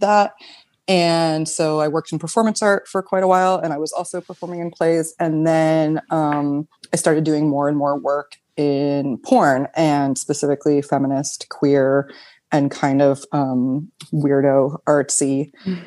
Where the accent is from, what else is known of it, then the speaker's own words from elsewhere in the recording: United States; moved away as an adult; now in Berlin, Germany; I'm an American. Uh, I've lived in Berlin for almost eight years